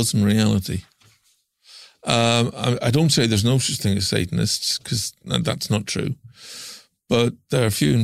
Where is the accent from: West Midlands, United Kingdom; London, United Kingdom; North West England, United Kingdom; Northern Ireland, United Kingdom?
Northern Ireland, United Kingdom; Larne; I'm from Lorne, and it's just across the loch